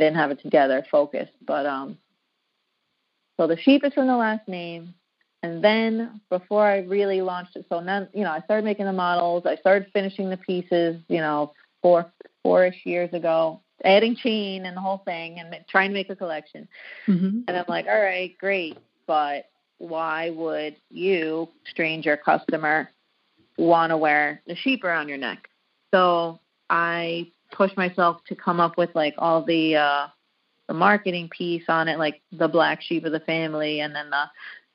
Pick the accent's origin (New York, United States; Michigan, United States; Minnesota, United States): New York, United States; New York City; I grew up in Brooklyn and went to school in the city and lived in every borough